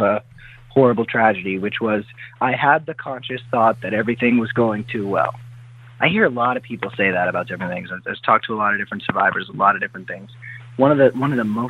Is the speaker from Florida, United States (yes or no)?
yes; South Florida, United States; also born or lived in Hollywood, Florida / Boca Raton, Florida / Parkland, Florida; I'm born and raised in South Florida.